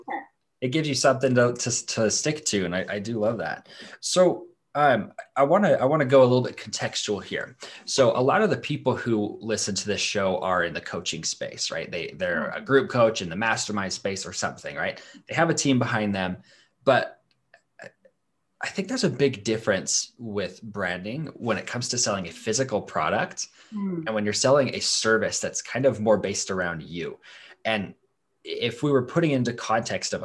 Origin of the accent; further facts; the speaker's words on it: Idaho, United States; I'm from Idaho